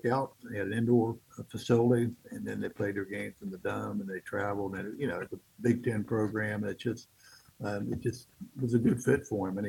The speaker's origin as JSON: {"language": "English", "town": "Harpers Ferry", "region": "West Virginia", "country": "United States", "tie": "born or raised there", "said": "Where we live, we're in a panhandle. Yep. Harpers Ferry is the town that most people recognize"}